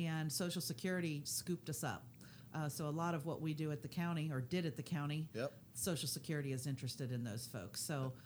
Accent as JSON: {"language": "English", "town": "Cincinnati", "region": "Ohio", "country": "United States", "tie": "born or raised there", "said": "I'm a Cincinnati native."}